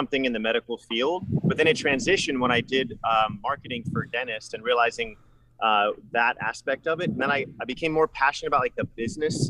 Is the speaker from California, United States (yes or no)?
yes; San Diego, California, United States; moved away as an adult; also born or lived in Utah / Mozambique; now in Virginia, United States; I'm originally from San Diego, California